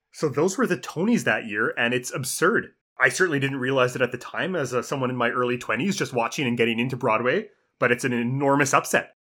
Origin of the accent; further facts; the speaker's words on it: Canada; as a Canadian